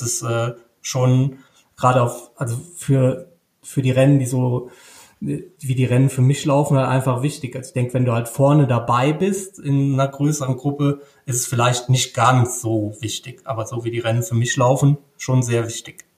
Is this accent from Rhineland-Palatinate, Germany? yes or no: yes; Rhineland-Palatinate, Germany; ich komme natürlich aus Rheinland-Pfalz